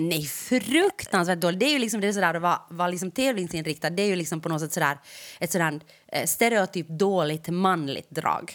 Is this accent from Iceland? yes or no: no; Ostrobothnia, Finland; Jag har vuxit upp i Österbotten